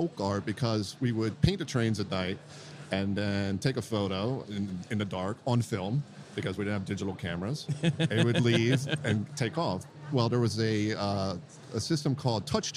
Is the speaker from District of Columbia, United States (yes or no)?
yes; Washington, District of Columbia, United States; also born or lived in Baltimore, Maryland; now in Los Angeles, United States; I'm originally from Washington, D.C. I live now in Los Angeles